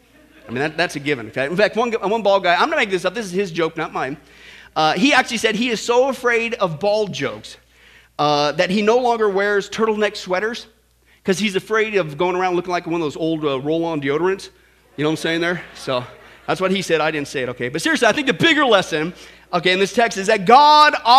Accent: Kansas, United States; I grew up in Kansas

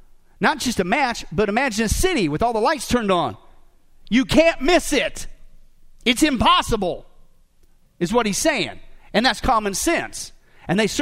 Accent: Kansas, United States; now in Las Vegas, United States; I grew up in Kansas

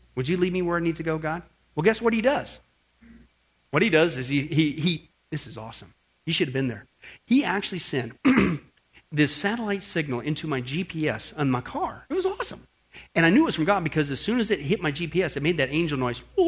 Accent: Kansas, United States; moved away; also born or lived in Northern California; Growing up in Kansas

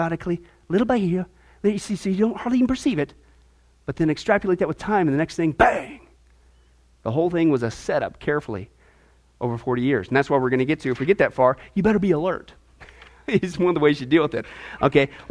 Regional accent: Midwest, United States; moved away; also born or lived in Nebraska; When I lived in Nebraska, growing up in the Midwest, for a couple of years, I got into wrestling

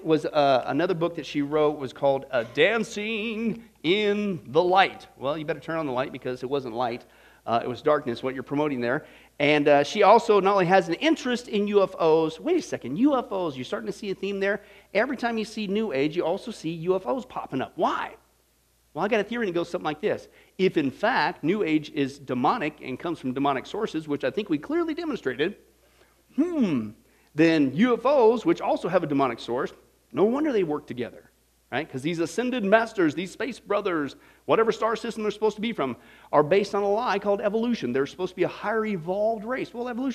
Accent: Kansas, United States; as a teenager growing up in Kansas, out in the middle of nowhere

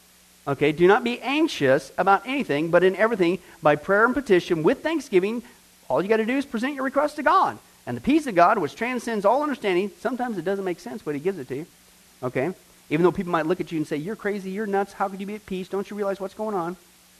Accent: Ireland; Well, I'm Irish. We always worry.

